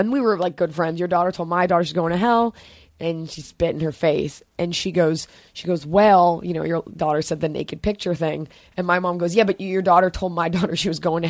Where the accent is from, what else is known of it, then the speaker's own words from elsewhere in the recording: Dallas, Texas, United States; now in California, United States; Growing up in Texas, Jewish